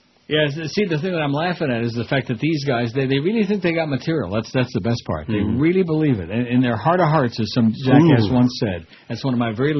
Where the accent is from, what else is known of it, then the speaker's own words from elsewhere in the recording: New York, United States; Yeah, I'm from New York.